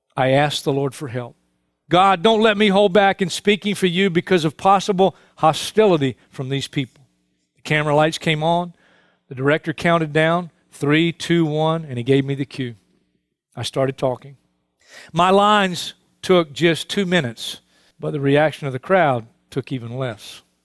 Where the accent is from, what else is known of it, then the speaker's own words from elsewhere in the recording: New York City, New York, United States; I was born and raised in Brooklyn